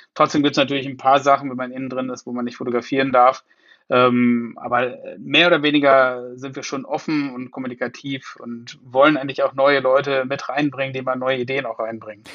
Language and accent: German; Münster, North Rhine-Westphalia, Germany; ich komme nicht ganz aus Hamburg, ich komme aus Münster, okay. aus Westfalen. Insofern Münster Münsteraner.